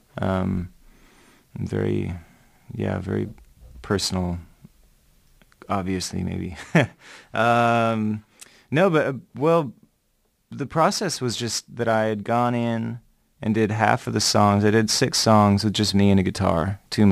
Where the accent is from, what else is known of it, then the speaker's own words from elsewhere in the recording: Minnesota, United States; also born or lived in Olympia, Washington; I was born in Minnesota